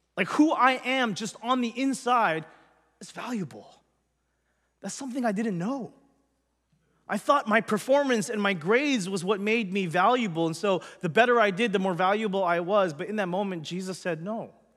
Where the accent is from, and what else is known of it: Los Angeles, California, United States; born or raised there